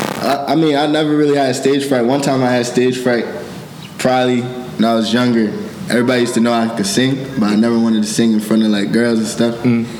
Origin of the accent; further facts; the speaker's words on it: Brownsville, Pennsylvania, United States; also born or lived in Bronx, New York; From Brownsville, Pennsylvania